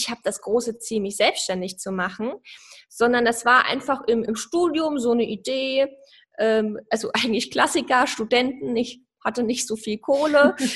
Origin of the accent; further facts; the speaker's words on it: Saarland, Germany; Ich komme so aus dem Saarland.